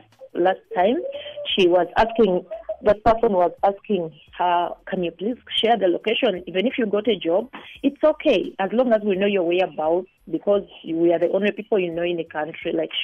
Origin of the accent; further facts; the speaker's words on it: Uganda; now in South Africa; I'm also from Uganda.